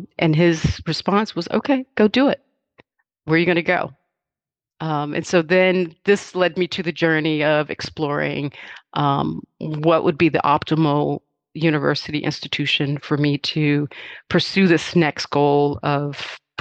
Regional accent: King George County, Virginia, United States; My mother and I grew up in Southern rural Virginia, in a little place called King George County.

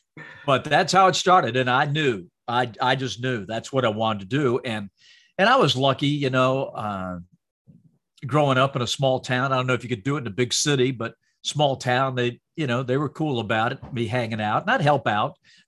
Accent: Salisbury, North Carolina, United States; moved away; my hometown and back in North Carolina

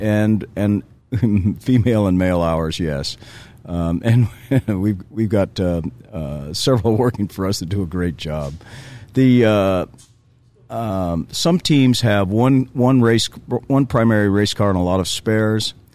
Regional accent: Southern California, United States; I grew up in Southern California

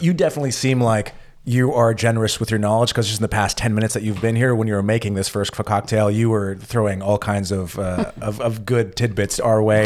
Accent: California, United States; I'm from California

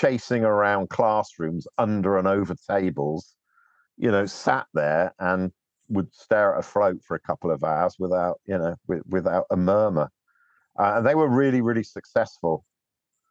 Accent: North Devon, South West England, United Kingdom; I was brought up in North Devon

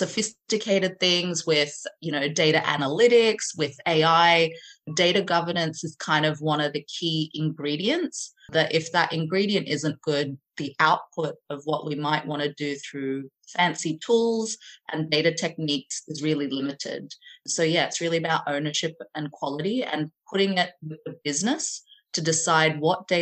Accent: Sydney, New South Wales, Australia; moved away as an adult; now in London, United Kingdom; I grew up in Sydney, Australia, and now have been living in London for the last 12 or 13 years.

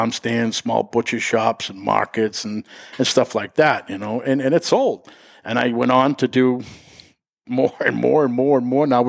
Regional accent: Brookline, Massachusetts, United States; I'm originally from Boston, Brookline area in the Village. I grew up in the Village in Brookline my whole life

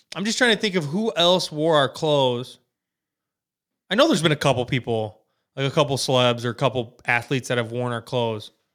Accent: Wisconsin, United States; we're from Wisconsin

